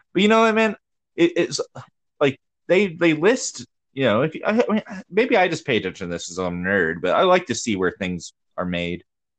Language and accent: English; Georgia, United States; moved away; I grew up in Georgia